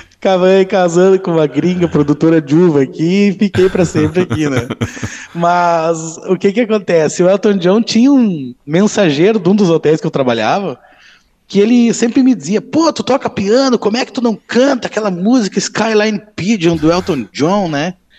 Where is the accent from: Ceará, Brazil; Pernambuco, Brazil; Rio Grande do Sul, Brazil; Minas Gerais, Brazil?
Rio Grande do Sul, Brazil; Novo Hamburgo; moved away as an adult; now in Bento Gonçalves, Brazil; Eu sou natural de Novo Hamburgo, né? E eu moro aqui em Bento há 20 anos.